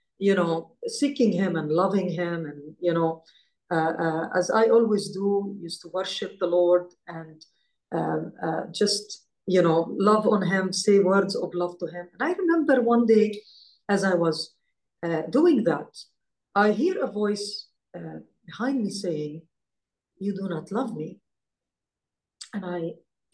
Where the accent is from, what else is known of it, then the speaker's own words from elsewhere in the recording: Israel; growing up in Israel.